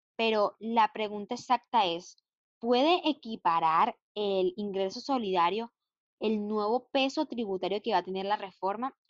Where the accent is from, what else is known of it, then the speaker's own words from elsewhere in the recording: Venezuela; now in Chile; soy venezolana con nacionalidad colombiana, residente chilena hace varios años